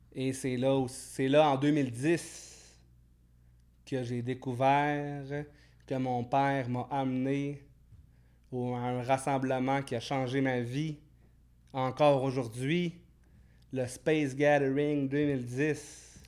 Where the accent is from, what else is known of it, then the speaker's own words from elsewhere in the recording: Alma, Quebec, Canada; À Alma, au Saint-Lac-Saint-Jean